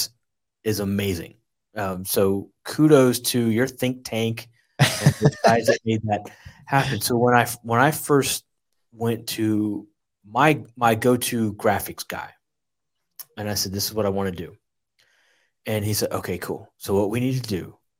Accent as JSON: {"language": "English", "region": "rural Tennessee", "country": "United States", "tie": "born or raised there"}